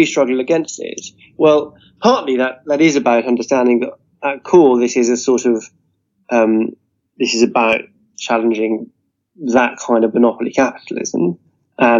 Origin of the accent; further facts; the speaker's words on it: Scotland, United Kingdom; also born or lived in Edinburgh; I'm Scottish and based in Edinburgh